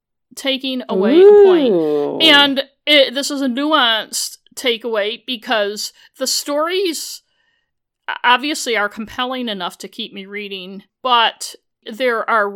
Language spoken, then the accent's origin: English; United States; I'm a British mystery novel fan, so I probably know more than the average American about Britain.